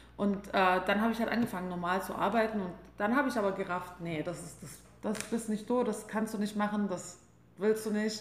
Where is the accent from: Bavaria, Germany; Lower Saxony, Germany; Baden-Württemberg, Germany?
Baden-Württemberg, Germany; Albstadt; moved away as an adult; also born or lived in Mainz; Also ich komme aus der Schwäbischen Alb, aus einem ganz kleinen Dorf, ähm, das nennt sich Ebingen, Albstadt-Ebingen. Und ich fand es, ja, als ich aufgewachsen bin, fand ich es immer ziemlich langweilig